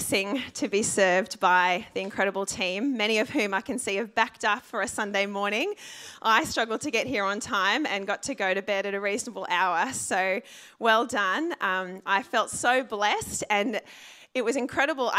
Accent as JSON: {"language": "English", "town": "Sydney", "region": "New South Wales", "country": "Australia", "tie": "born or raised there", "said": "I actually grew up in the Sutherland Shire."}